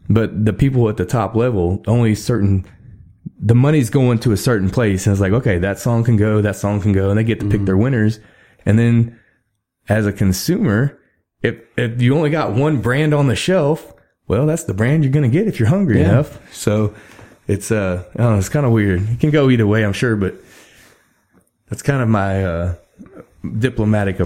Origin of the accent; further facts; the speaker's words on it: Texas, United States; I'm from Texas